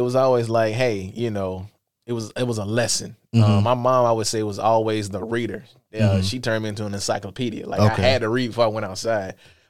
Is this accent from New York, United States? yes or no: no; Lithonia, Georgia, United States; also born or lived in Columbia; I was born in Columbia, but my mom moved me when we was, like, six, like, to East Atlanta where my aunt stayed at. So we stayed in, like, Lithonia, Georgia, Stone Mountain area.